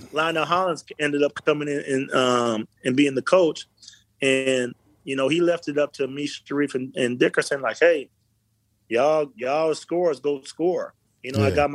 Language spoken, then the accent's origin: English; Phoenix, Arizona, United States; I'm from Phoenix